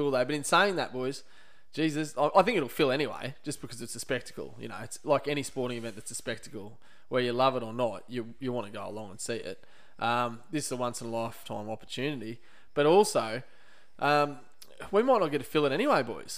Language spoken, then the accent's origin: English; Queensland, Australia; I'm a Queenslander